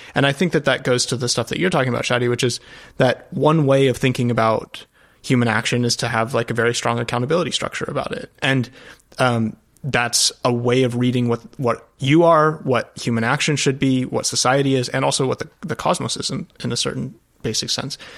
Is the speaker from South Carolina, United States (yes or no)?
no; Colorado, United States; moved away as an adult; also born or lived in Europe; I grew up out west in Colorado